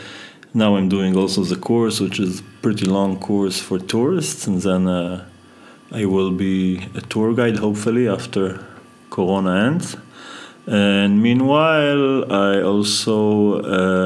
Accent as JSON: {"language": "English", "town": "Beit Shemesh", "region": "Jerusalem District", "country": "Israel", "tie": "born or raised there", "also_born_or_lived": "Kiryat Shmona", "moved": "yes", "said": "Bet Shemesh, which is a small city next to Jerusalem, where I grew up"}